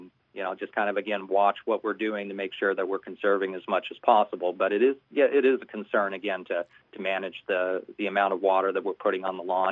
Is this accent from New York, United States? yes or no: no; Tucson, Arizona, United States; moved away; I grew up in Tucson